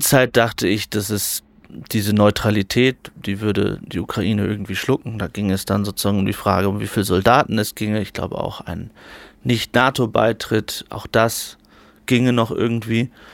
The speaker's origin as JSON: {"language": "German", "country": "Germany", "said": "ich komme aus Deutschland"}